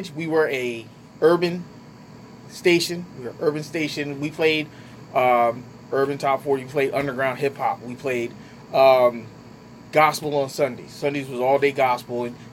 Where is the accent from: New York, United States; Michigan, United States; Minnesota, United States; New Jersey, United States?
New Jersey, United States; Trenton; moved away as an adult; also born or lived in Plymouth, North Carolina; I was born and raised in Trenton. Mm-hmm. Well, between Trenton and White City. So Trenton born.